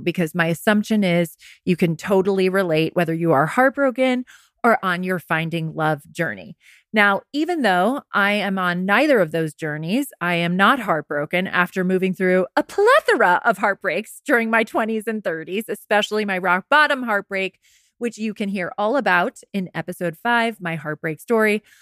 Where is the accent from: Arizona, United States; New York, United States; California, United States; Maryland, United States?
New York, United States; Rye; also born or lived in Westchester County; my hometown, Rags in Rye, New York